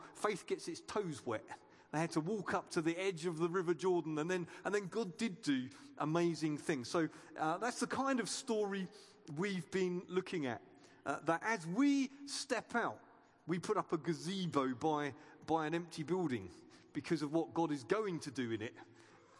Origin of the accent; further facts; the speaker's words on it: United Kingdom; we're British